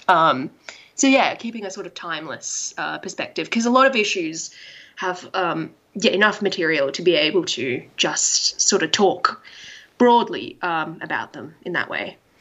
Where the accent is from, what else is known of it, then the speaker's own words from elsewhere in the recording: Australia; I'm Asian Australian.